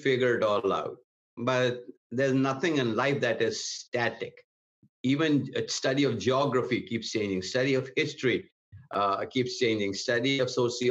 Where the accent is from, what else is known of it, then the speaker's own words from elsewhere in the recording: India; moved away as an adult; also born or lived in Atlanta, Georgia / Portland, Oregon / Hartford, Michigan; now in United States; I was born and raised in India in a pastor's home. Came to the United States